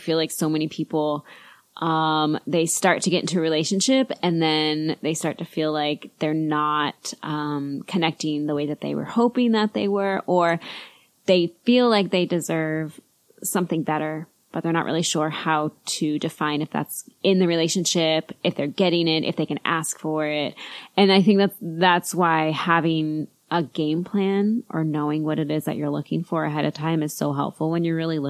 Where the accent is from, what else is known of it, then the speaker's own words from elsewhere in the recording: United States; We're just American. I don't know. We live